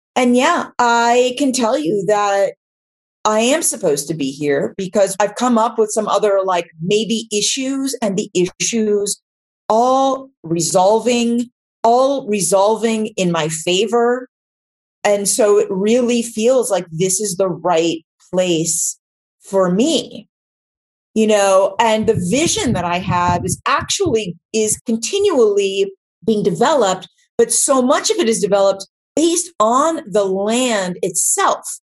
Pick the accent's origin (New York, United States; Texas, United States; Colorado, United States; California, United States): California, United States; Los Angeles; growing up in West LA, I didn't know it was exotic.